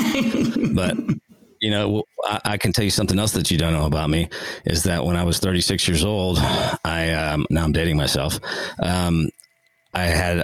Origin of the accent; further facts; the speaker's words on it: Houston, Texas, United States; I grew up in Houston, Texas.